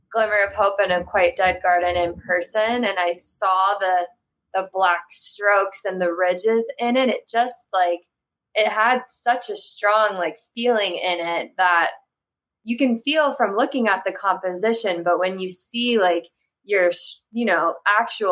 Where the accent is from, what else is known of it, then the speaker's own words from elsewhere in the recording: Florida, United States; I grew up in Florida